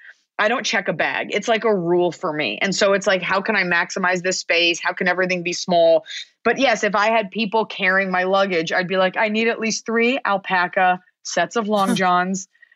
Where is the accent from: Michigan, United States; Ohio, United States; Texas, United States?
Texas, United States; Dallas; I grew up in Dallas, Texas